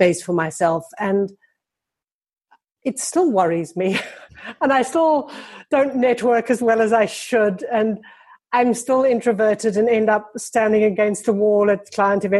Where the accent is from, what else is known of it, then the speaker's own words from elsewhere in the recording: Johannesburg, Gauteng, South Africa; I grew up in Johannesburg, which is like this huge flat grass plain